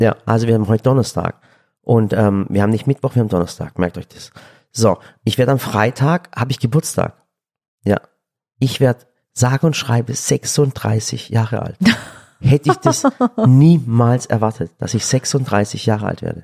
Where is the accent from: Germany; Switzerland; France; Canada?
Germany; ich sehe mich doch auch als Deutscher. Ich bin hier auch geboren.